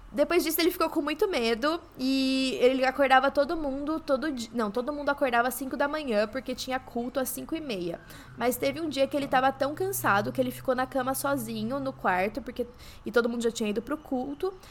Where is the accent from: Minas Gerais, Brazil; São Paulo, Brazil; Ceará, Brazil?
São Paulo, Brazil; São João da Boa Vista; eu sou de São João da Boa Vista